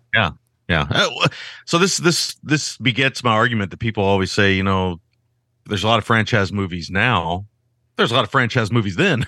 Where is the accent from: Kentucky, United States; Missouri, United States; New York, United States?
Kentucky, United States; I grew up in Kentucky